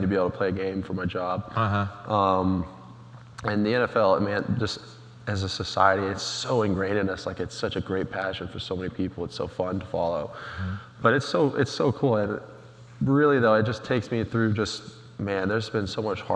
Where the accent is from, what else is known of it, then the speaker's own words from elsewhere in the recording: Texas, United States; accent: Texas; moved away as an adult; also born or lived in California; now in Pittsburgh, United States; I come from Texas.